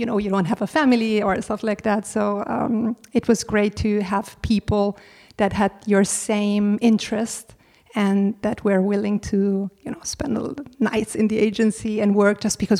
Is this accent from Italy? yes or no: yes; Italy; moved away as an adult; now in Berlin, Germany; I was coming from Italy and I had no clue who all these German celebrities were.